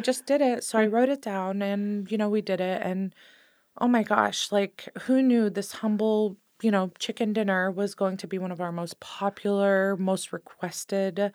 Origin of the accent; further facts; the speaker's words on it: Sonoma County, California, United States; I grew up in Sonoma County my entire life